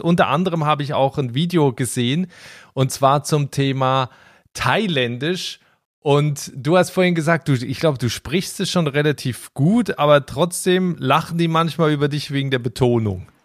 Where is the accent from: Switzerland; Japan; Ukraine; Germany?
Switzerland; aus meinem Heimatland, aus der Schweiz